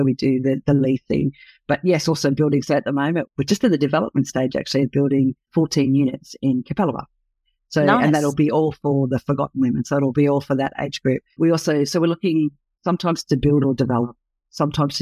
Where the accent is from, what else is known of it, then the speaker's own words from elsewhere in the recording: New Zealand; now in Australia; I'm a Kiwi